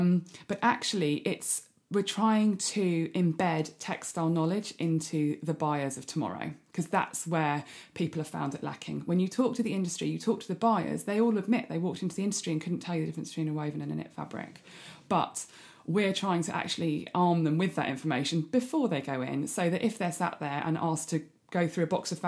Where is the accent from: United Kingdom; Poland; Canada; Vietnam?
United Kingdom; South Coast; also born or lived in Greece / South Africa; Well, upbringing wise, I grew up in the South Coast, moved around quite a lot, lived in 11 different houses before I was 18.